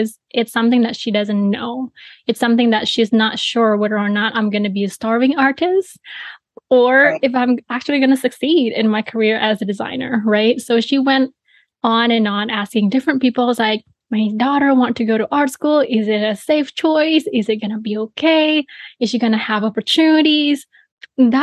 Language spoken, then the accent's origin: English; Bali, Indonesia; I was born and raised in Bali, Indonesia